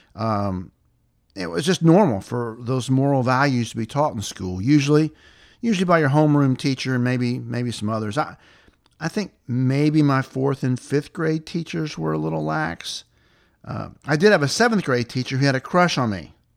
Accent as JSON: {"language": "English", "area": "the South", "region": "Tennessee", "country": "United States", "tie": "born or raised there", "said": "life growing up in the South was back in the seventies"}